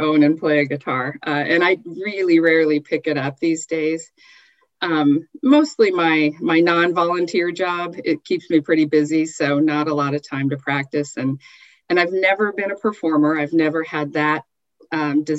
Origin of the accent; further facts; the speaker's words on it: Southern California, United States; moved away as an adult; also born or lived in Michigan / Utah; now in Northern California, United States; I was born in Michigan, but moved to Southern California before I recalled living in Michigan, and we lived in Utah as well for a year. But I'm basically a Southern Californian since the time I was 3 years old